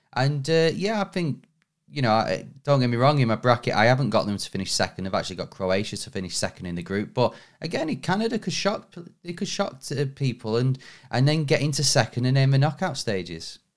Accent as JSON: {"language": "English", "region": "England", "country": "United Kingdom", "said": "we are English"}